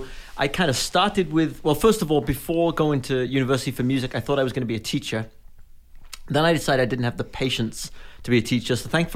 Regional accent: Wales, United Kingdom; now in Fort Wayne, United States; When I'm in the U.K., people think I have an American accent. So it is totally messed up. I grew up in the west part of Wales

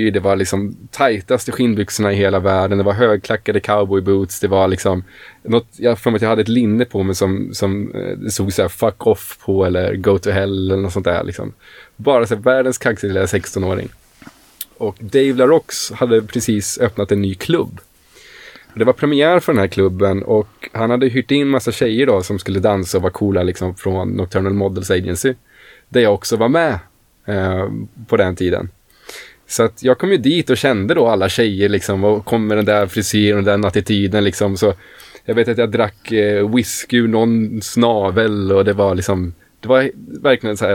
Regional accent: Stockholm, Stockholm County, Sweden; Jag kommer ju från Stockholm, född och uppvuxen i Stockholm.

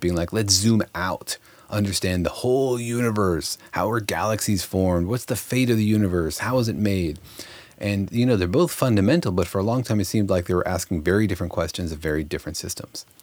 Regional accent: Los Alamos, New Mexico, United States; moved away; I grew up in Los Alamos, New Mexico, home of the atomic bomb

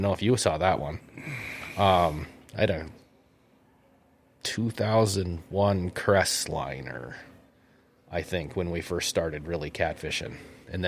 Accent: Bowbells, North Dakota, United States; now in Grand Forks, United States; I grew up in the little town of Bowbells, North Dakota, up in the northwest corner, which is northwest of Minot

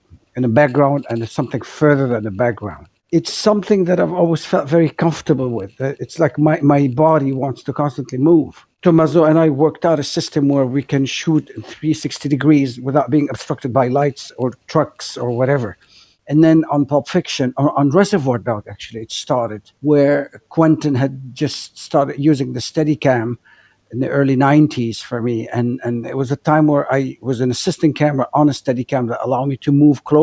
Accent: Beirut, Beirut Governorate, Lebanon; since I grew up in Beirut, where we lived under oppressive regimes and oppressive movement, since my childhood

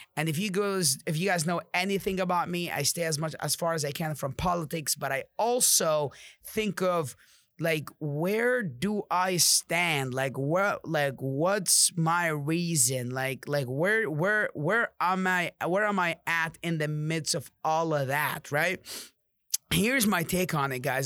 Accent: Amman, Amman Governorate, Jordan; now in United States; I came from Jordan, Amman. It's a third world country.

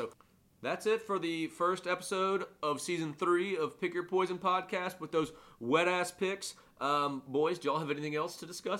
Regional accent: Mobile, Alabama, United States; my hometown Mobile, Alabama

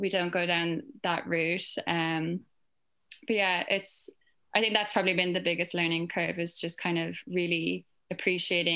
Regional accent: Ireland; from my accent, I'm from Ireland

